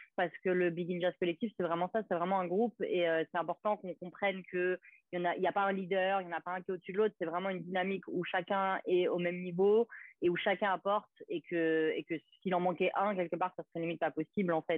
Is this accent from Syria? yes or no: no; Gros-Morne, Martinique; j'étais martiniquaise, du Grand Morne